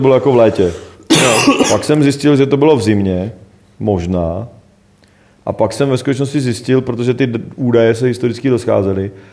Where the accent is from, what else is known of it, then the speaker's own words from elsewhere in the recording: Rychnov u Jablonce nad Nisou, Liberec Region, Czechia; Já jsem z Reichena že jo, prostě, který se jmenuje Richnov, jako hmm. prostě vedle Liberk, tam je moje babička